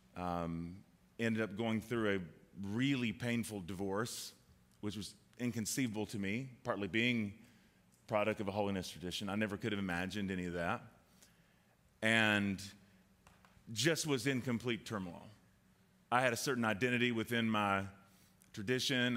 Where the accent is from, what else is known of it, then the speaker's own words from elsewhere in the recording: the South, United States; I grew up in the South